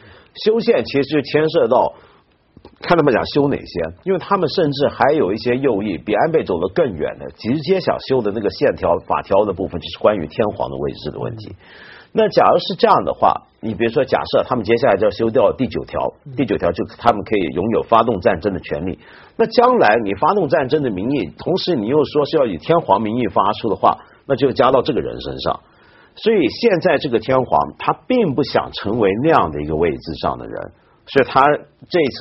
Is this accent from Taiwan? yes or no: no; China; 我们中国人一般都觉得国王跟皇帝好像没什么分别